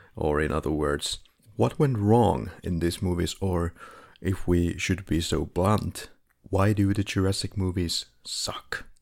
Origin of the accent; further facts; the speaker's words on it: Finland; now in Philippines; we're both from Finland